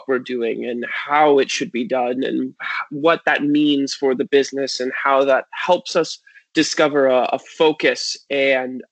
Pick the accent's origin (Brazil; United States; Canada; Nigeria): Canada; Hamilton, Ontario; I was born in Hamilton, Ontario. I grew up in a small part of it called Stony Creek